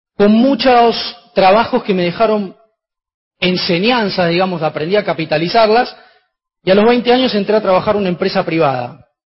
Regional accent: Argentina

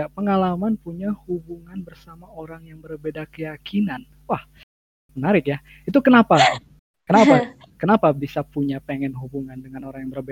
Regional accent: Bandung, West Java, Indonesia; aku orang Bandung

